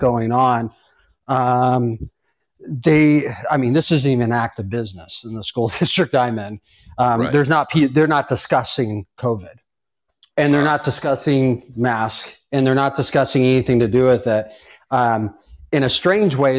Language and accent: English; Tucson, Arizona, United States; I'm from Tucson